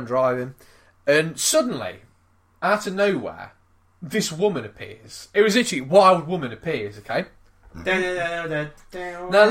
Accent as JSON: {"language": "English", "country": "United Kingdom", "said": "Me being British"}